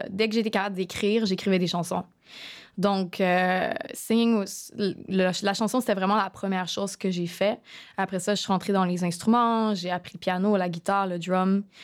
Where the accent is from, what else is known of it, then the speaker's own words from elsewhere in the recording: Montreal, Quebec, Canada; moved away as an adult; also born or lived in Middle East / Asia; Born and raised in Montreal. Euh, sauf que dans la dernière décennie, je te dirais, environ les derniers dix ans, j'habitais pas vraiment ici. J'ai fait comme une tournée pas mal entre le Moyen-Orient puis l'Asie.